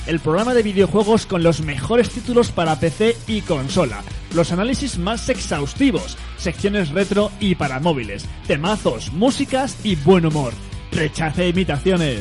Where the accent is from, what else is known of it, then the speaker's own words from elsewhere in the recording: Cartagena, Region of Murcia, Spain; Yo soy de Cartagena también, vivo en la zona de Barrio Peral